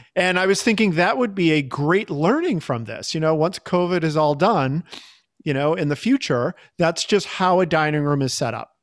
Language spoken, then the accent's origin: English; Boston, Massachusetts, United States; moved away as an adult; also born or lived in Chicago; I grew up in Boston